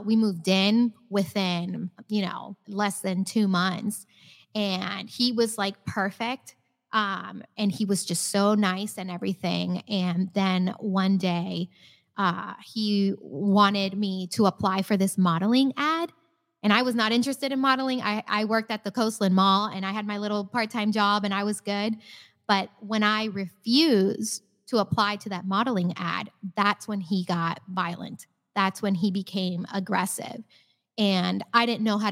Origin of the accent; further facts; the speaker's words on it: Naples, Florida, United States; I had the perfect childhood growing up in Naples.